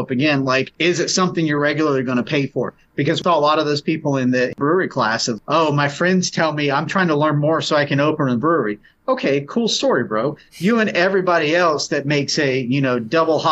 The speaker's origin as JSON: {"language": "English", "town": "Charleston", "region": "South Carolina", "country": "United States", "tie": "born or raised there", "moved": "yes", "said": "I say Charleston all the time because it's my hometown"}